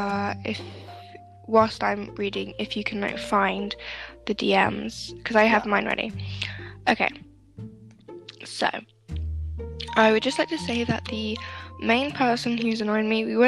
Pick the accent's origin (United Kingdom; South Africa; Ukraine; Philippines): United Kingdom; we're both white and we're both British.